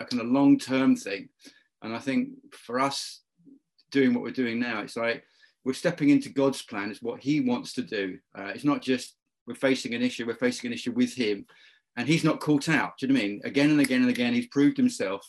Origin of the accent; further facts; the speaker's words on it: London, United Kingdom; now in Abbotsford, Canada; I'm originally from the UK. You can hear that. I'm from London. I'm a Londoner.